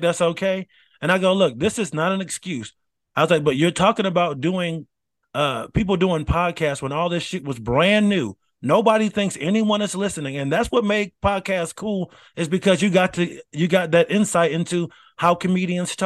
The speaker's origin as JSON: {"language": "English", "country": "United States", "said": "if you're American born"}